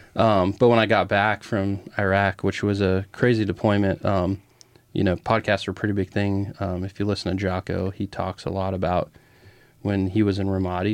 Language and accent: English; Grand Island, United States; I was born and raised in Gren Island.